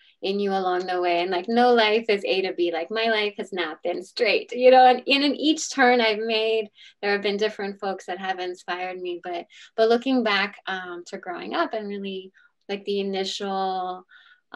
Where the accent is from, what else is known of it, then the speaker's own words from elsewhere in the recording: Washington, District of Columbia, United States; I grew up in a neighborhood called Mount Pleasant in Washington, D.C.